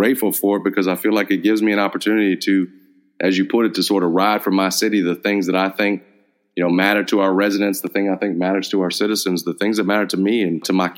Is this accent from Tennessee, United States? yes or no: yes; Memphis, Tennessee, United States; after growing up in Memphis and you're in your, you've lived Memphis